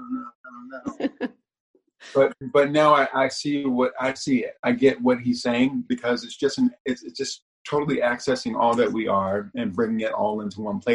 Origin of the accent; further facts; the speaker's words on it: Washington, District of Columbia, United States; I was born in Washington, D.C. to a married couple